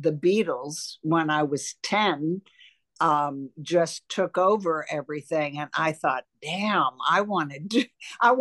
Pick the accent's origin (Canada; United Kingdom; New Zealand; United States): United States; St. Louis, Missouri; I'm from St. Louis